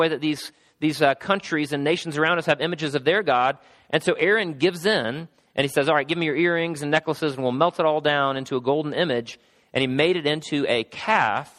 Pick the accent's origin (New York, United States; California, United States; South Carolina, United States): South Carolina, United States; Travelers Rest; I grew up in Travelers Rest, South Carolina